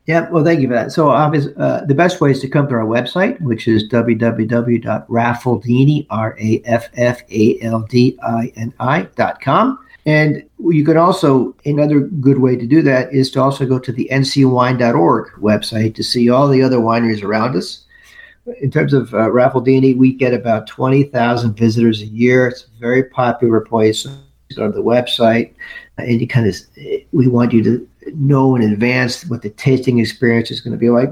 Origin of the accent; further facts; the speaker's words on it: United States; I'm from the New York, New Jersey area